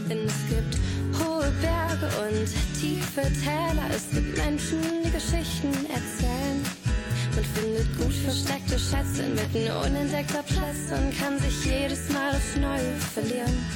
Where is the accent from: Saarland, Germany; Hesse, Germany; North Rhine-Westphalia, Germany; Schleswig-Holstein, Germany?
North Rhine-Westphalia, Germany; Siegen; ich komm nicht aus Köln, so wie gedacht, ich komm aus Siegen, meine Heimatstadt